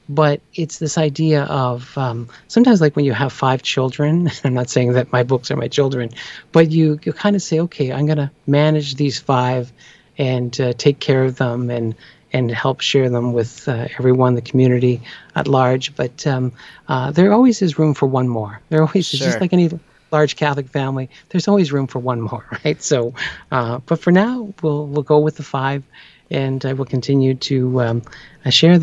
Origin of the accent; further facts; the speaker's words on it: Canada; I'm from Canada.